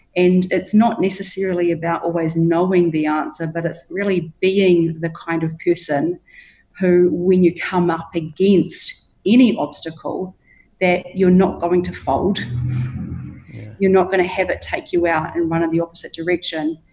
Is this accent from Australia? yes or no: no; Hawke's Bay, New Zealand; now in Bali, Indonesia; I grew up in Hawke's Bay in New Zealand